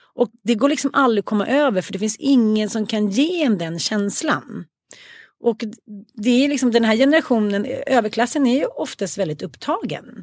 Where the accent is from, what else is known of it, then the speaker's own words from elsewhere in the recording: Stockholm, Stockholm County, Sweden; Jag kommer ju från Farsta